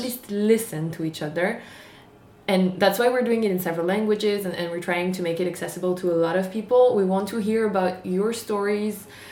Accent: Marseille, Provence-Alpes-Côte d'Azur, France; English is a second language; I was born and raised in Marseille, uh, in the south of France

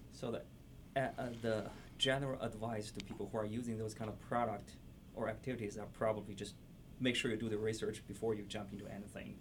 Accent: China; now in La Crosse, United States; I came from China

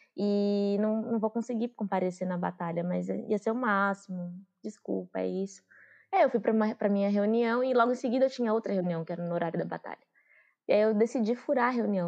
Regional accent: São Paulo, Brazil; also born or lived in Juazeiro, Bahia / Curaçá, Bahia / Santo André; sou, sou da Bahia, de Juazeiro, radicada aqui em São Paulo. Vim para cá quando eu tinha 5 anos de idade, com a minha mãe.

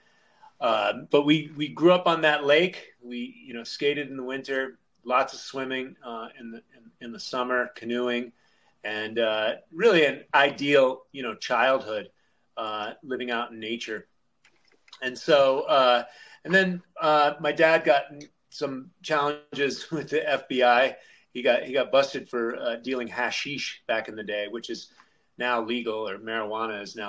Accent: Andover, Connecticut, United States; also born or lived in San Francisco, California; I was born in Connecticut, and my parents were hippies, so we moved back and forth from Haight-Ashbury, San Francisco

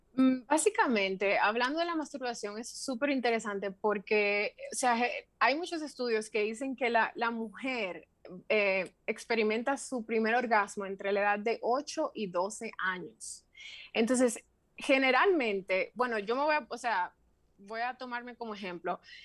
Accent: Santiago de los Caballeros, Santiago, Dominican Republic; moved away as an adult; also born or lived in Santo Domingo / Madrid; Yo soy oriunda de Santiago. Em, yo viví en Santiago los primeros 21 años de mi vida

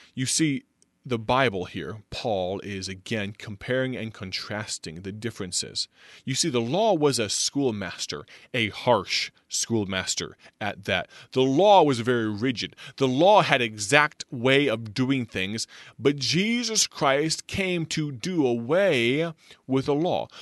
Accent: United States; also born or lived in Illinois; America, our home country, my home country

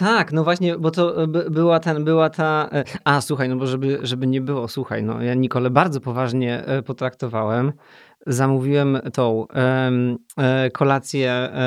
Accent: Poland; moved away as an adult; also born or lived in United Kingdom; tak jak bardzo, bardzo dużo ludzi w Polsce, jestem z małego miasta

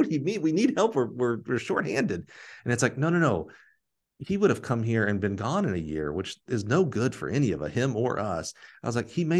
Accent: Alabama, United States; moved away; I'm from Alabama

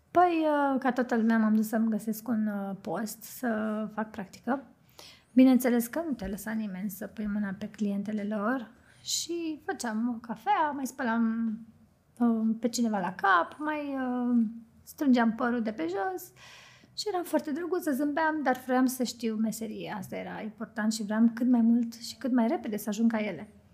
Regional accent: Bucharest, Romania; moved away as an adult; also born or lived in London; now in Cluj-Napoca, Romania; eu am copilărit în București uh, și am făcut și adolescența acolo

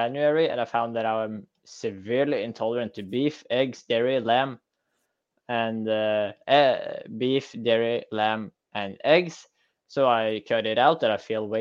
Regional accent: Norway; I'm from Norway. We farm salmon all the freaking time

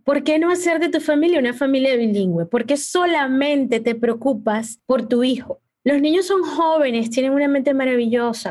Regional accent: Maracaibo, Zulia, Venezuela; also born or lived in Peru; now in United States; mi papá y mi mamá y yo también nacimos en Perú. Yo llegué a Venezuela cuando tenía un añito

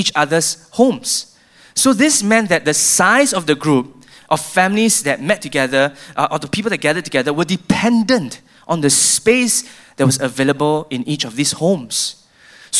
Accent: Singapore; I feel as a Singaporean

